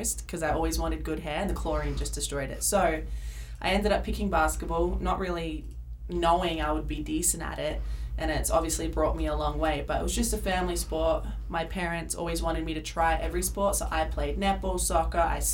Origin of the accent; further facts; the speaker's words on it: Adelaide, South Australia, Australia; moved away as an adult; now in Azusa, United States; I am from Adelaide, South Australia.